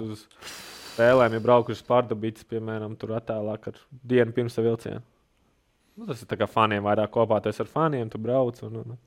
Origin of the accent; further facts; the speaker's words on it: Latvia; mums latviešiem ir vienmēr tā gaļa un kartupeļi